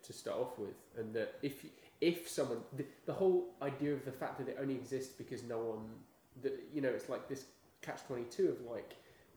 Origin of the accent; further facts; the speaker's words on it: England, United Kingdom; now in United States; I'm British